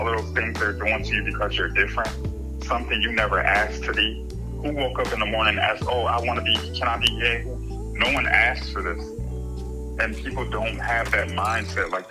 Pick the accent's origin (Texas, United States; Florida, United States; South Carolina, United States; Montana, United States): South Carolina, United States; Sumter; moved away as an adult; now in Niagara Falls, United States; I currently reside in Niagara Falls, New York. That's where I was born. However, I was raised in Sumter, South Carolina.